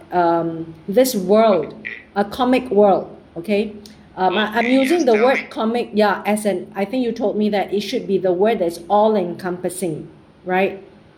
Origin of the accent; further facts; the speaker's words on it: Singapore; I'm from Singapore